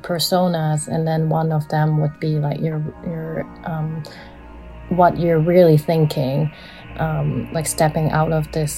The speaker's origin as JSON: {"language": "English", "country": "Hong Kong", "tie": "born or raised there", "also_born_or_lived": "Canada", "moved": "yes", "lives_now": "London, United Kingdom", "said": "I was born in Canada, and I was raised in Hong Kong"}